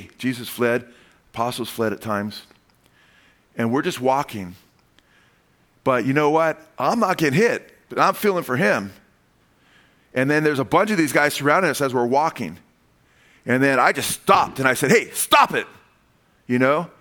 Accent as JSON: {"language": "English", "country": "United States", "said": "I'm a Gentile. I'm the Goyim. I came from the United States"}